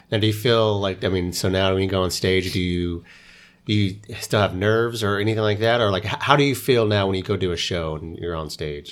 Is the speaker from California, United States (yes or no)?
no; Oklahoma, United States; moved away; I grew up in Oklahoma